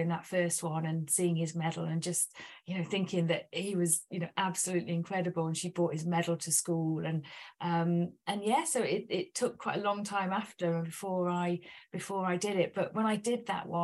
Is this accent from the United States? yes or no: no; United Kingdom; we're British